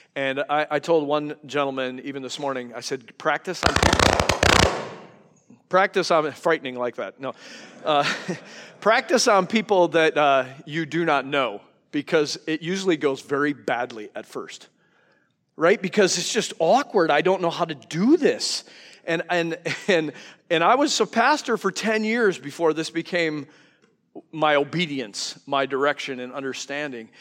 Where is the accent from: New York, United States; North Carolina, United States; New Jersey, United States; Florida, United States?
New York, United States; now in Wisconsin, United States; I'm from New York, so I talk a hundred miles an hour